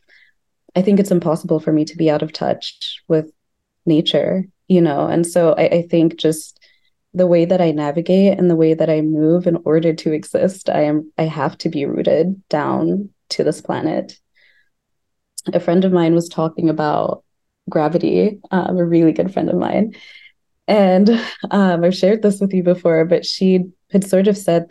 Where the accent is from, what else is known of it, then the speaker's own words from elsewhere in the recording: Lesotho; also born or lived in Bloemfontein, Free State, South Africa; now in Chicago, United States; I was born in Bloemfontein, which is in the Orange Free State in South Africa. But I grew up in Lesotho, which is a country that's totally landlocked by South Africa.